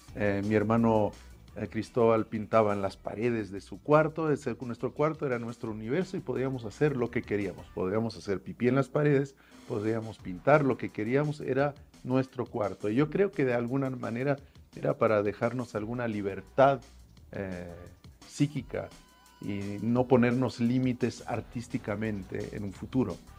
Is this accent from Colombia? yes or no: no; Paris, Île-de-France, France; moved away as an adult; now in Mexico; nací yo en París